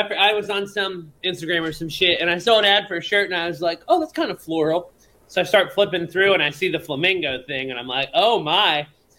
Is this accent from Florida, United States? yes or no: yes; Florida, United States; I am from Florida